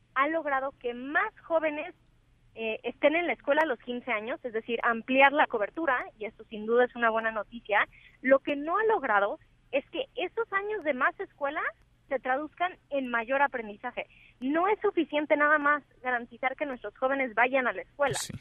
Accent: Mexico; esta frase que decimos muchas veces los mexicanos de que origen es destino

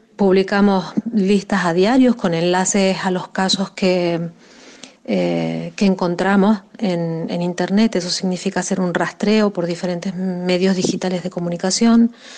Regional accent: Argentina; moved away as an adult; now in Spain; soy argentina, pero llevo más de 12 años viviendo en España.

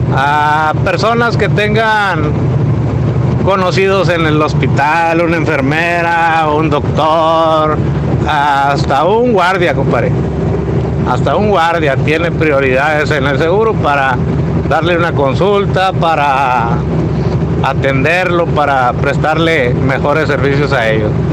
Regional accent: Monclova, Coahuila, Mexico; Yo soy de, allá de Monclova

